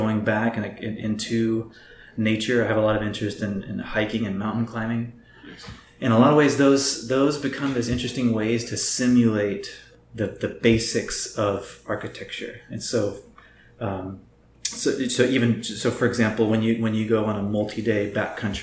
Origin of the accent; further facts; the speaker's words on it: Austin, Texas, United States; I am originally from the Austin area, from Central Texas.